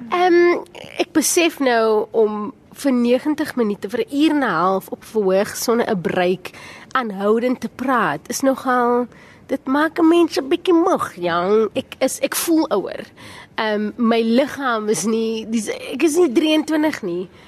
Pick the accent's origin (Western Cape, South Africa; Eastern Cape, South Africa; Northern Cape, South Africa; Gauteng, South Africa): Western Cape, South Africa; Cape Town; Ek het op die Kaapse vlakte grootgeword